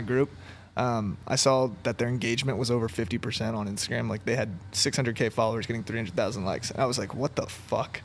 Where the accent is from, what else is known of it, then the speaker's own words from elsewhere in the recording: Maryland, United States; moved away; also born or lived in Los Angeles; I grew up in Maryland. I'm, like, not from L A.